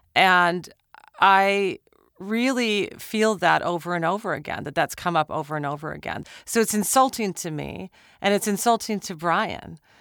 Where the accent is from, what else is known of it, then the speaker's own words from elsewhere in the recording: Minnesota, United States; I'm from Minnesota